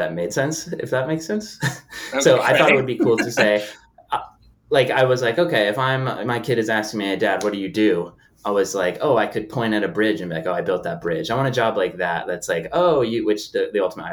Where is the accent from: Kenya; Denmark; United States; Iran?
United States; Connecticut; moved away as an adult; Born and raised in Connecticut and grew up in New England